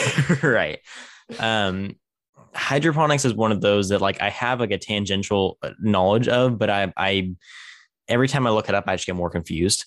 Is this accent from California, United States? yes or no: yes; Tulare, California, United States; my hometown is, is called Tulare.